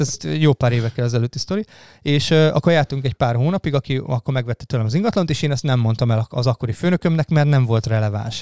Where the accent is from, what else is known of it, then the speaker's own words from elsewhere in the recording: Karcag, Jász-Nagykun-Szolnok, Hungary; moved away as an adult; also born or lived in Debrecen; now in Budapest, Hungary; én ugye Jásznagykoszolnok megyei vagyok alapból, én karcagi gyerek Kun. vagyok